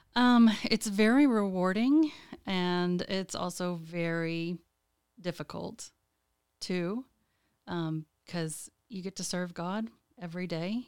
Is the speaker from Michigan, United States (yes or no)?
no; Lubbock, Texas, United States; moved away as an adult; now in Lansing, United States; I was born and raised in Lubbock, Texas